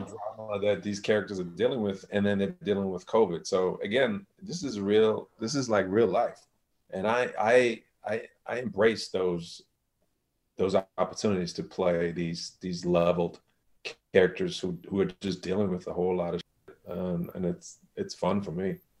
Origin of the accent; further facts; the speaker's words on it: Germany; moved away; I'm from Germany.